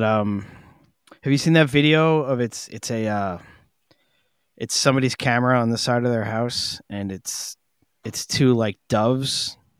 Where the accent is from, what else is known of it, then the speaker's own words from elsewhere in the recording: New York City, New York, United States; growing up on Staten Island